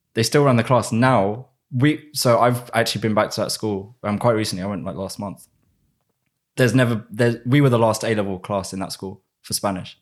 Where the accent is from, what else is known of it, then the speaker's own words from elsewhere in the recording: United Kingdom; accent: British; also born or lived in Spain / London; my normal British accent